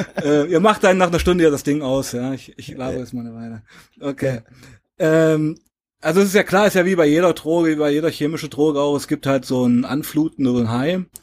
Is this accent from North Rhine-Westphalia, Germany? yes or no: no; Weißenfels, Saxony-Anhalt, Germany; 1977 in Weißenfels geboren, in Sachsen-Anhalt